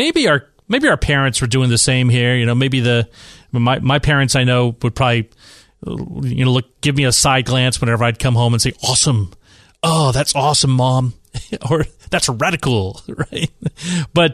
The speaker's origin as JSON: {"language": "English", "town": "San Francisco", "region": "California", "country": "United States", "tie": "born or raised there", "said": "So the state of San Francisco, right, my hometown, the city of San Francisco, is just a little bit crazy on some of their stuff there."}